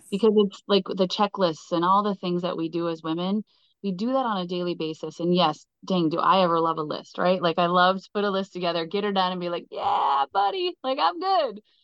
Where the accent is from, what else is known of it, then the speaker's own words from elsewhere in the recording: Southwestern Minnesota, United States; I am from Southwestern Minnesota